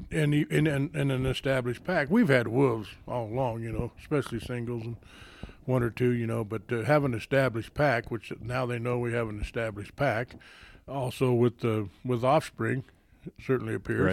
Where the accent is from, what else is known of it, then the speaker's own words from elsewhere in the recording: Southeast Colorado, United States; moved away; I grew up in Southeast Colorado